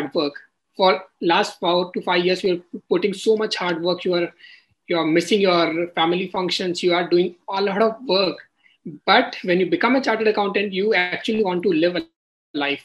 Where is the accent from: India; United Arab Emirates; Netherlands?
India; Kishangarh, Rajasthan; moved away; I come from Rajasthan, a small city, Kishangarh